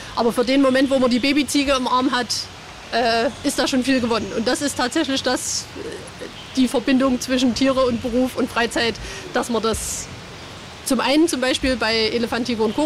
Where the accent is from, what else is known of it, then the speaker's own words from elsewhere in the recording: Vogtland, Saxony, Germany; now in Leipzig, Germany; ich komme aus dem Vogtland